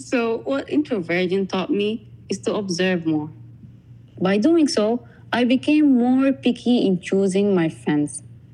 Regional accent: Sudan; accent: Sudanese; English is a second language; You know, I actually spoke in my Sudanese accent.

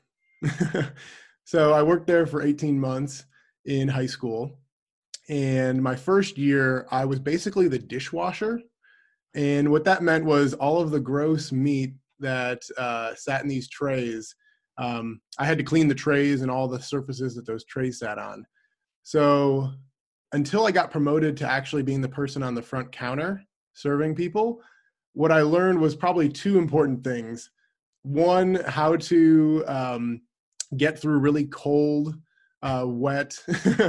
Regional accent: Midwest, United States; moved away as an adult; also born or lived in Minneapolis, Minnesota; I'm from the Midwest originally

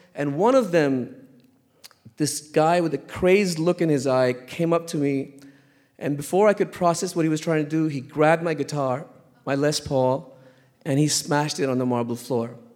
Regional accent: Lahore, Punjab, Pakistan; I was born in Lahore, Pakistan

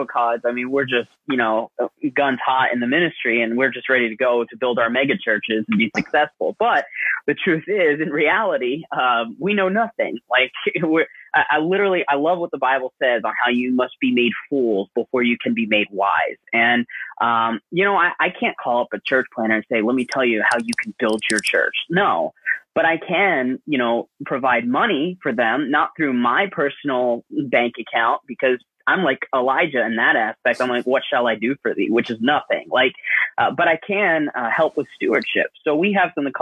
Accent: New Jersey, United States; moved away as an adult; now in Boston, United States; born and raised in New Jersey

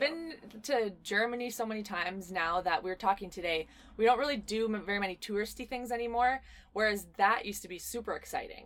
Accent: Winnipeg, Manitoba, Canada; we're from Winnipeg

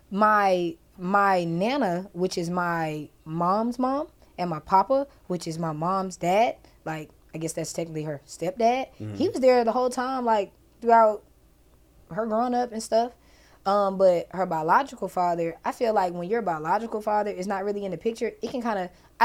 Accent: Huntsville, Alabama, United States; moved away; also born or lived in Harvest, Alabama; I'm from Huntsville, Alabama

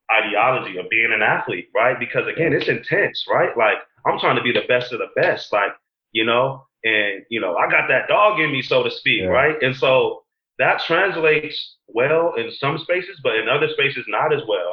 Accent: San Diego, California, United States; I'm born and raised in San Diego, California.

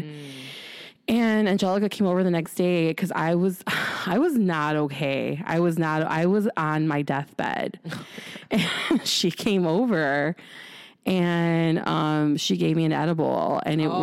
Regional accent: Chicago, Illinois, United States; I'm from South Chicago

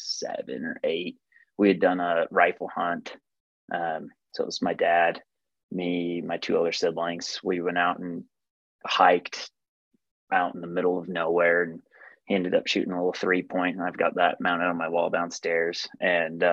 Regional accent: St. George, Utah, United States; born and raised in St. George, Utah

